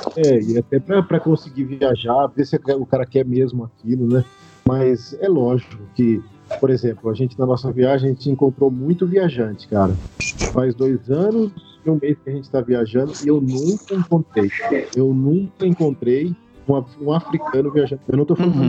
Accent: Andradina, São Paulo, Brazil; eu sou natural de Andradina, interior de São Paulo, a terra do Rei do Gado, perto do Mato Grosso do Sul

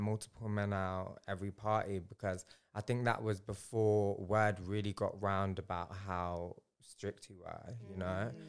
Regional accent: Leicester, East Midlands, United Kingdom; moved away as an adult; also born or lived in Bradford / Punjab; now in London, United Kingdom; I'm Punjabi and I was born in Bradford and raised in Leicester

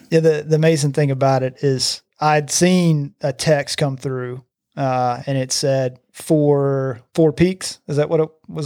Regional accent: Gardendale, Alabama, United States; I grew up in Gardendale

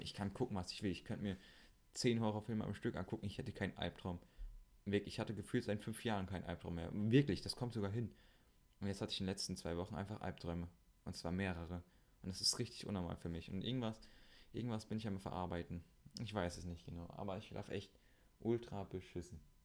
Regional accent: Siegen, North Rhine-Westphalia, Germany; also born or lived in Meschede; in Siegen, da wo ich herkomme

